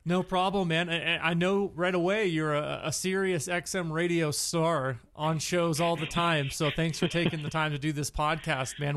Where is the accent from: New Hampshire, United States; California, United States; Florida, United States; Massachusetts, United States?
California, United States; Santa Clara; I grew up in Santa Clara, so Bay Area